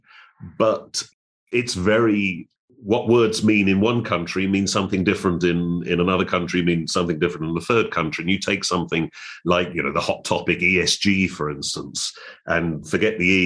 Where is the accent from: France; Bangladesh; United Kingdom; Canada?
United Kingdom; moved away as an adult; also born or lived in United States; now in Hong Kong; I'm born and raised in Europe, in Britain, and spent my early career there